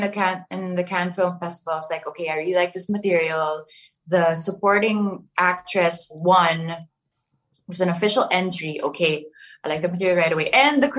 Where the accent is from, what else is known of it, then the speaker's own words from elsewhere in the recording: Baguio, Cordillera Administrative Region, Philippines; I grew up in Baguio, but then my family didn't really, speak Tagalog at home.